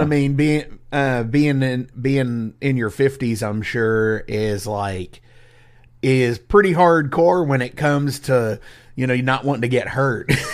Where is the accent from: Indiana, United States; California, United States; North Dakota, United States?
Indiana, United States; I'm from Indiana